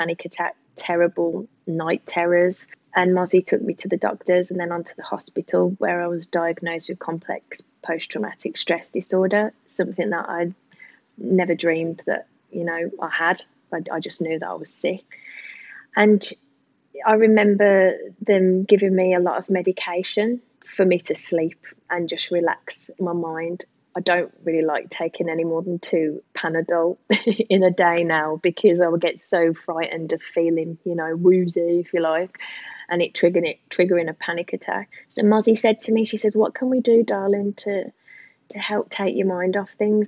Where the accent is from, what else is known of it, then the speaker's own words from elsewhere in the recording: England, United Kingdom; moved away as an adult; now in Australia; I'm typically English